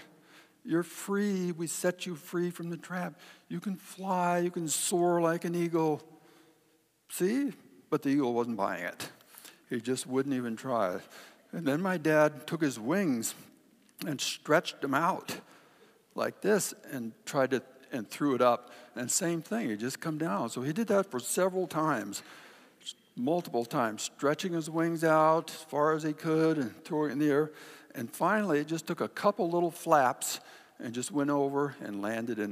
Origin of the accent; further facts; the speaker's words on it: Kodiak, Alaska, United States; When I was a kid, my dad would, in Kodiak, trap beaver and otter for kind of a sideline, and I got to go along with him.